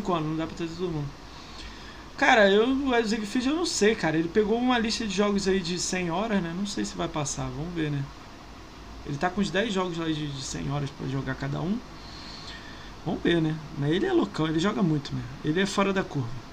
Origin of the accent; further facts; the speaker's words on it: Niterói, Rio de Janeiro, Brazil; moved away as an adult; also born or lived in São Paulo; nasci em Niterói